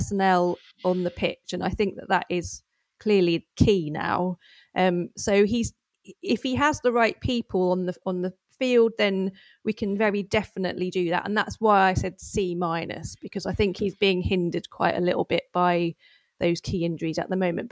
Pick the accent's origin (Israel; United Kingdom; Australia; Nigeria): United Kingdom; Norfolk, East of England; accent: Norfolk; moved away; I've been back in Norfolk 4 days. I've got my accent back.